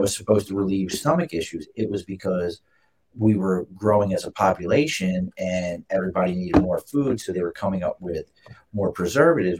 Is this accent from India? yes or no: no; Baltimore, Maryland, United States; now in Albany, United States; I'm not from here originally. I grew up in Baltimore